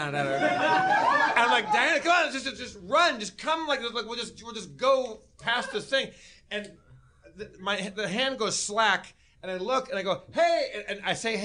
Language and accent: English; Southern California, United States; I grew up in Southern California.